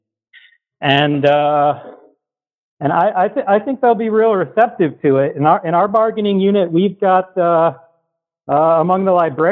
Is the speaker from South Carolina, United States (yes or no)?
no; Dayton, Ohio, United States; now in California, United States; I'm originally from Dayton